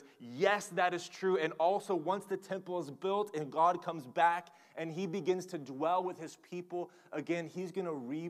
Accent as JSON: {"language": "English", "region": "Oklahoma", "country": "United States", "said": "I'm from Oklahoma"}